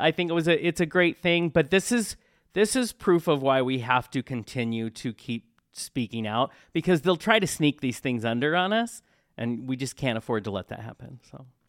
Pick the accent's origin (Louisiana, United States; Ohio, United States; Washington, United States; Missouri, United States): Washington, United States; Tacoma; now in Spokane, United States; I was born in Tacoma, but I'm in Spokane.